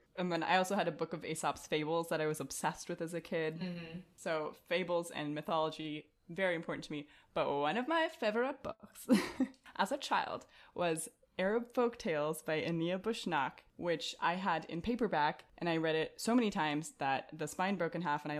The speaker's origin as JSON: {"language": "English", "country": "Morocco", "tie": "born there", "said": "I'm half Moroccan and I was born in Morocco, right, guys?"}